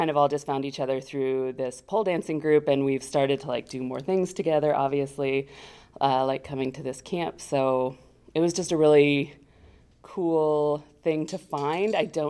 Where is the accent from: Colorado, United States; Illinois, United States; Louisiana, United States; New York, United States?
Illinois, United States; I came from Central Illinois with four other friends. We drove 9 hours over 2 days to come to this camp.